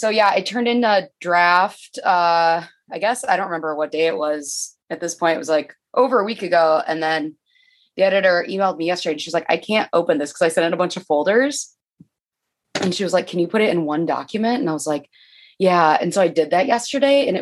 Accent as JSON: {"language": "English", "region": "Michigan", "country": "United States", "moved": "as an adult", "lives_now": "Chicago, United States", "said": "I'm from Michigan"}